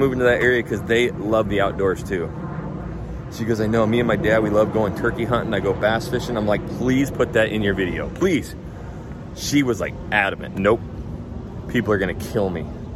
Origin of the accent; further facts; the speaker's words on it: Idaho, United States; now in Houston, United States; I'm from Idaho